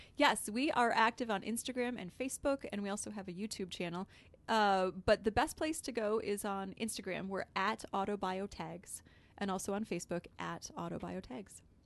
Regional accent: Detroit, Michigan, United States; I grew up outside of Detroit, and both my grandfathers were in the automotive industry

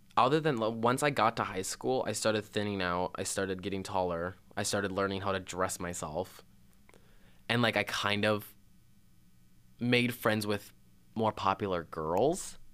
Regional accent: Belle Plaine, Minnesota, United States; moved away as an adult; I come from Belle Plaine, which was a town of seven thousand. Seven thousand. Seven thousand measly souls. Um, and I went all the way through preschool to graduation, the same school district

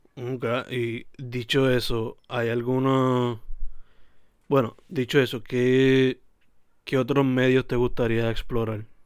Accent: Sabana Grande, Puerto Rico; Yo soy de Sabana Grande

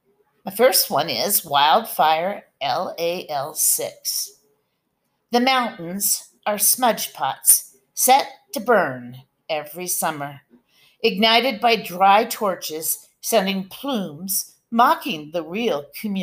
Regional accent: Medford, Oregon, United States; now in Gold Beach, United States; So I came from Medford and I moved to Gold Beach. It's about 3 hours apart

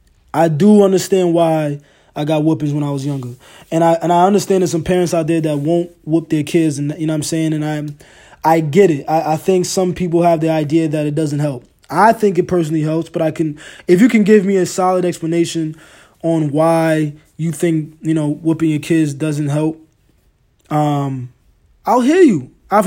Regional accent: Ghana; First of all, I'm Ghanaian. I'm African. You feel me? I used to get my ass whooped.

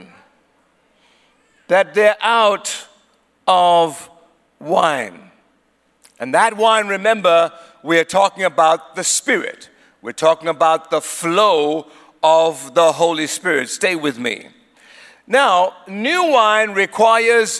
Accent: Eswatini; also born or lived in South Africa; My dad was from Swaziland, and my mother is from South Africa. She is Zulu. My dad was Swazi. So I grew up in Swaziland, but I'm also a South African

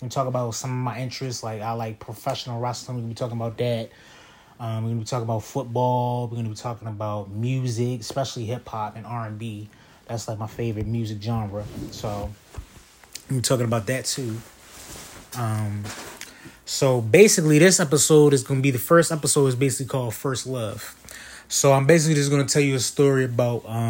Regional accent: Baltimore, Maryland, United States; I'm from West Baltimore. I'm 26 years old.

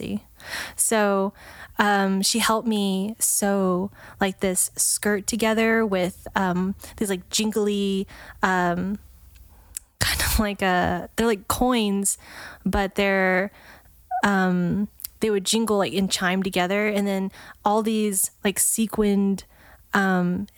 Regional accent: Dallas, Texas, United States; also born or lived in Lubbock, Texas; I was born and raised in Dallas, up until I was 12. My parents got divorced and then I moved with my mom and my sister to Lubbock, Texas.

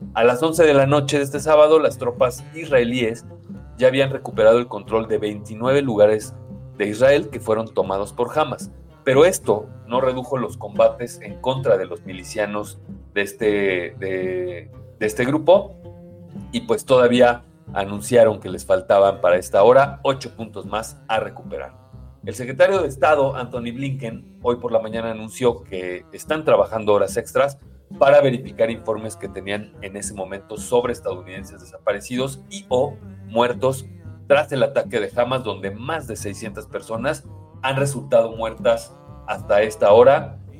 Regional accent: Mexico; como mexicanos

